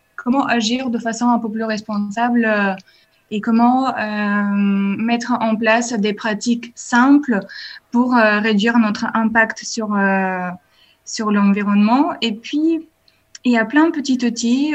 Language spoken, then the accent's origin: French; Bulgaria; French is a second language; now in France; Je viens de la Bulgarie